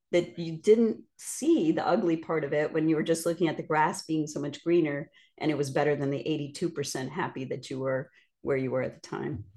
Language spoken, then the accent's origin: English; Northeast, United States; also born or lived in Midwest / Indiana / Miami, Florida; now in Florida, United States; I'm from the Northeast